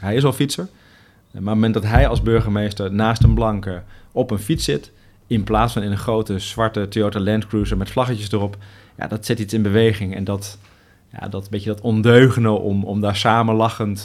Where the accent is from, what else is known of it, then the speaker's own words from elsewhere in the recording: Netherlands; wij eh, als Nederlanders